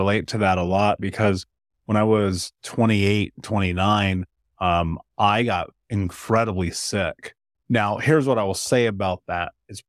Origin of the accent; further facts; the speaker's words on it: Midwest, United States; And I will say this, growing up in the Midwest, no one ever taught us about nutrition.